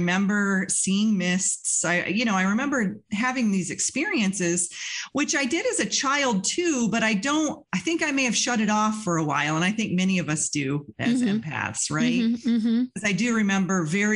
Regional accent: Western New York, United States; I grew up in Western New York in a very small town out in the country

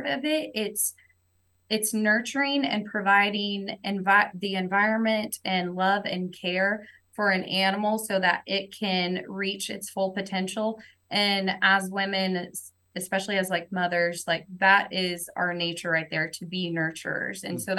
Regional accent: Tulsa, Oklahoma, United States; I'm from Oklahoma, born and raised in Tulsa

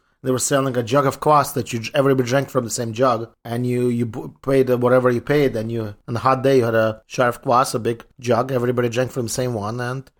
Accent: Ukraine; born or raised there; moved away

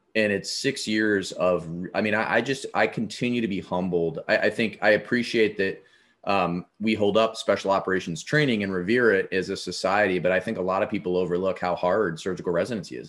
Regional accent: Avon Lake, Ohio, United States; My hometown was on Lake Erie. Avon Lake, Ohio

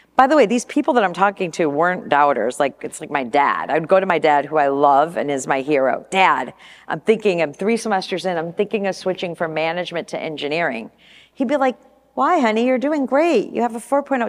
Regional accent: Flint, Michigan, United States; moved away as an adult; also born or lived in California; now in Portland, United States; growing up in Michigan, going to school in Flint, and flying off to California when I was twenty years old

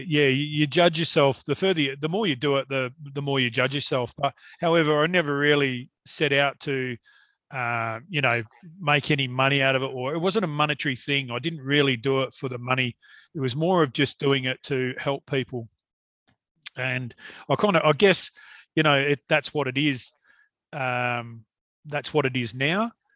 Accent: Perth, Western Australia, Australia; I was born in Kelmscott, in Perth, and um, which is now a suburb of Perth.

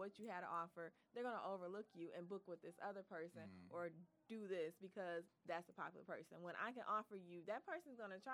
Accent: Detroit, Michigan, United States; I am definitely from Detroit, born and raised

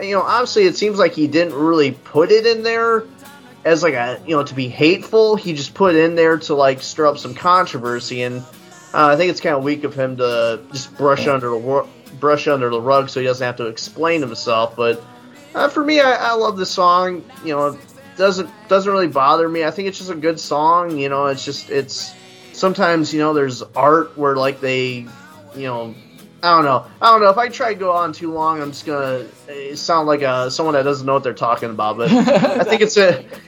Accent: Indiana, United States; I'm from Indiana too

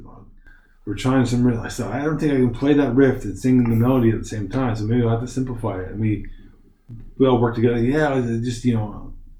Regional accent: Nova Scotia, Canada; moved away as an adult; also born or lived in Halifax, Canada; now in Shanghai, China; I'm from Nova Scotia.

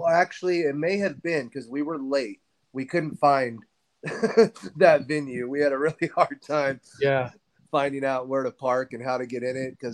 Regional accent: Fresno, California, United States; moved away as an adult; I grew up in Fresno, where I'm currently still living, but I moved away. But I lived here till I was about 18 years old

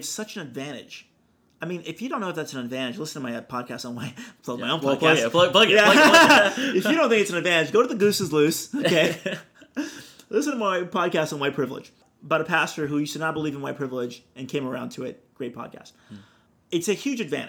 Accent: Brazil; now in United States; I'm from Brazil. I have no family here.

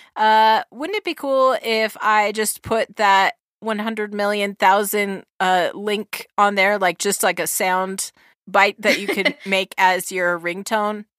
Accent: New Zealand; accent: New Zealand; in my New Zealand accent

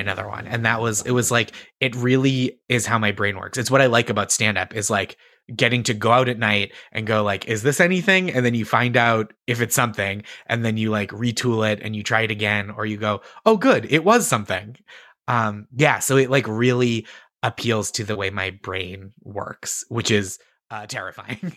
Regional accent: Stoneham, Massachusetts, United States; moved away as an adult; also born or lived in Boston; now in New York, United States; I have hometown pride, like, I wanna represent well for my hometown

